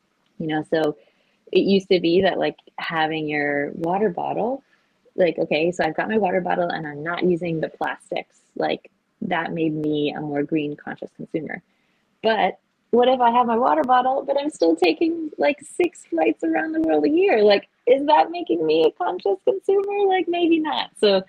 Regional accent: Japan; I think growing up in Japan, you are exposed to this standard of beauty so much that it becomes like somewhat innate in you

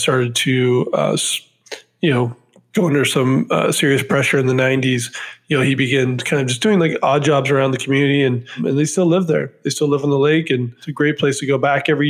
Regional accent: Mossyrock, Washington, United States; moved away; also born or lived in Philadelphia / New York City; I grew up in a town in Washington State called Mossy Rock, Washington

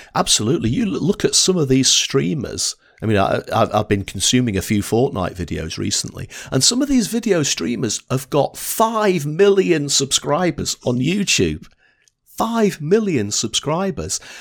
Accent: Blackpool, North West England, United Kingdom; accent: Northern English; I was brought up in Blackpool in the north of England

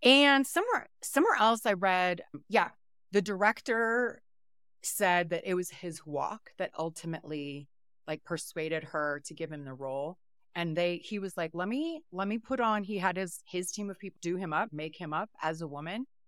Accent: Nebraska, United States; moved away; also born or lived in Omaha, Nebraska; I'm originally from Nebraska.

